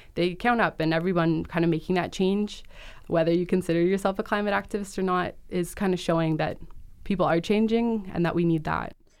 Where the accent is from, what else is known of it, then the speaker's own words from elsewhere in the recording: Peel Region, Ontario, Canada; my hometown in Peel Region